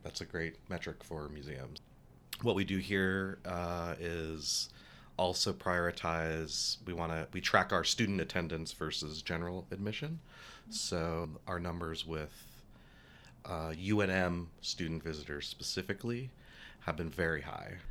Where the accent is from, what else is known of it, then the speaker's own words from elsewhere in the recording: Albuquerque, New Mexico, United States; I grew up in Albuquerque